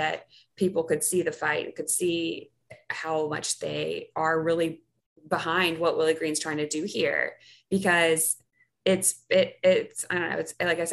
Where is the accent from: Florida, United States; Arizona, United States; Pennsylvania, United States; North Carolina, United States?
North Carolina, United States; moved away as an adult; now in New Orleans, United States; I'm from North Carolina.